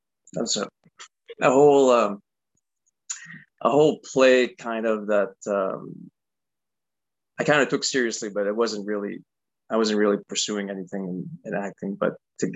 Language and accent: English; Canada; living as a Canadian in Canada